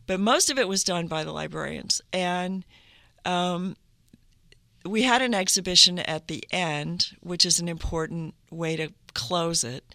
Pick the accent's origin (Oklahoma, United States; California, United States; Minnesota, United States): Minnesota, United States; Duluth; moved away; I, I grew up in northern Minnesota. I was born in Duluth, Minnesota